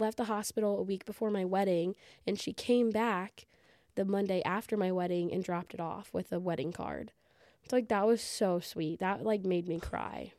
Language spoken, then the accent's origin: English; Southern Illinois, United States; I'm from Southern Illinois, working in a real small rural hospital